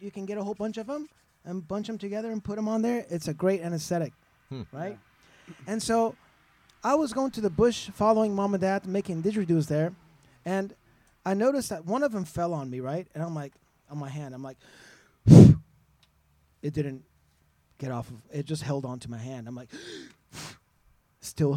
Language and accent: English; Iran; now in Austin, United States; the culture where I was born in Iran